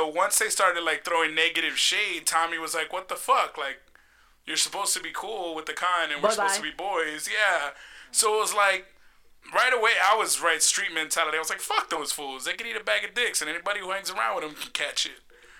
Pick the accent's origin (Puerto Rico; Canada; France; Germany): Puerto Rico; I'm from Puerto Rico.